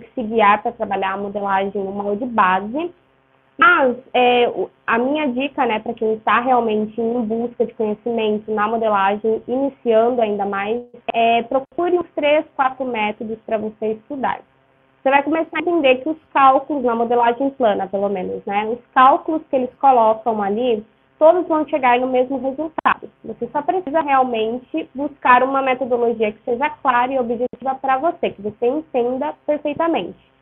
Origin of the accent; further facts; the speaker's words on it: Ourinhos, São Paulo, Brazil; Eu sou de Ourinhos, no interior de São Paulo